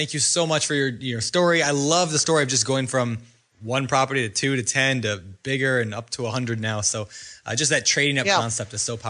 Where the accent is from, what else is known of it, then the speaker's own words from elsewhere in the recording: Minnesota, United States; I grew up in Minnesota